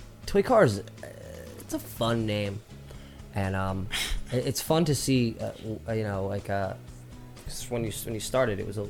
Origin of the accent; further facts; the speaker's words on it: near Port Reading, New Jersey, United States; I grew up near Port Reading